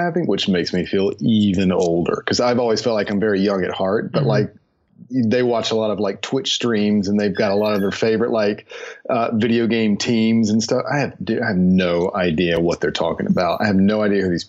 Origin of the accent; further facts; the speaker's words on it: High Point, North Carolina, United States; now in Charlotte, United States; I grew up in High Point, North Carolina